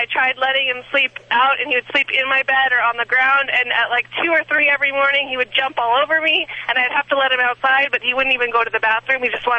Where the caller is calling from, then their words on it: Pasadena, California, United States; I'm calling from, I'm actually at the Rose Bowl.